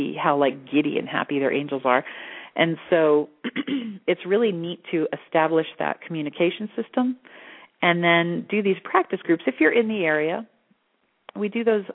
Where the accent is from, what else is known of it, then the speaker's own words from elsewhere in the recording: Florida, United States; now in Sedona, United States; I grew up in Florida around the beaches